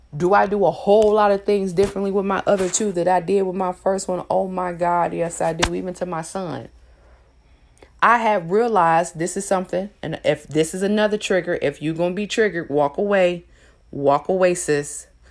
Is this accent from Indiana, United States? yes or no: yes; Elkhart, Indiana, United States; moved away; I'm from Elkhart, Indiana.